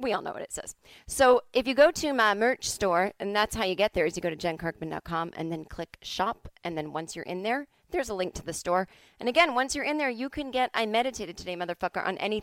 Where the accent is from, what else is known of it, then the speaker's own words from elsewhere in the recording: Boston, Massachusetts, United States; moved away; I am from Boston